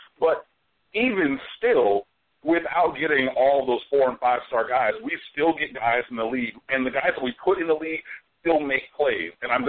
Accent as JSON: {"language": "English", "town": "Detroit", "region": "Michigan", "country": "United States", "said": "And I'm going to throw in a quick plug, because if you don't know, I'm from Detroit"}